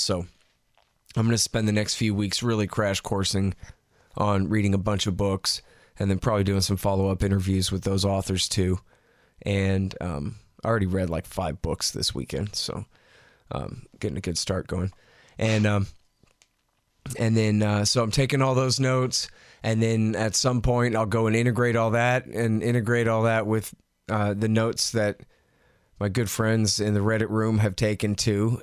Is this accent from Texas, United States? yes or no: yes; Texas, United States; I'm from Texas